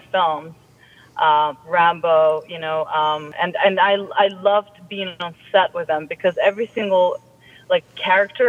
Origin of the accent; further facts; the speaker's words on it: London, United Kingdom; moved away; I grew up in London